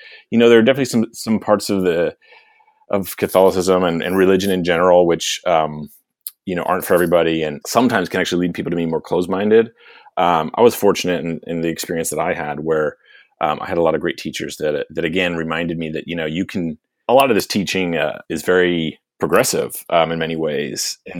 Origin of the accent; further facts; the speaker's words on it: Pennsylvania, United States; So I grew up in Eastern Pennsylvania, not a super diverse place.